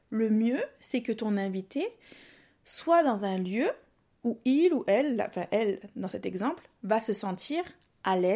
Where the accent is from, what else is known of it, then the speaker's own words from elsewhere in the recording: Réunion, France; accent: mix of southern accent; En fait, moi je suis réunionnaise, mais j'ai un mélange d'accent du sud et du.